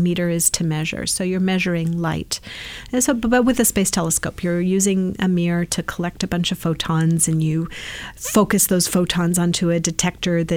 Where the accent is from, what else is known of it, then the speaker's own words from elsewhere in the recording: East Bay, California, United States; also born or lived in Brazil; I grew up in the East Bay, did my undergrad at Berkeley and my grad at Santa Cruz